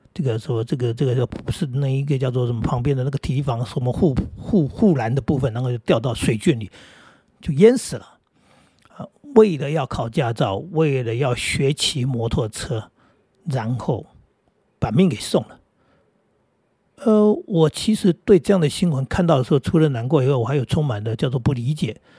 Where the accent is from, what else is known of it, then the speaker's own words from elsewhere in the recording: Jinguashi / Jiufen, New Taipei, Taiwan; also born or lived in Hsinchu; now in Taoyuan, Taiwan; 我们家里那个环境地方啊，住在那种，呃，水晶酒哈，各位知道金华十九分那里，那个基本上都是石阶哈